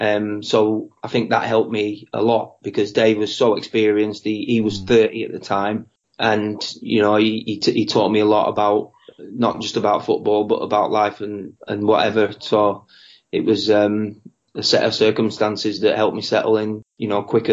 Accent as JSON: {"language": "English", "town": "Blackburn", "region": "North West England", "country": "United Kingdom", "tie": "born or raised there", "moved": "as an adult", "said": "Blackburn was my hometown team, supported them since I was 7, grew up on the terraces in the Blackburn end"}